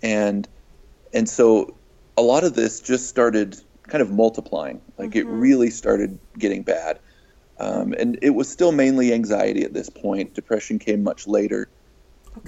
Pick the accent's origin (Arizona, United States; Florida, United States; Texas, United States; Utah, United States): Utah, United States; Farmington; I grew up in Farmington, Utah, which is just a little bit north of Salt Lake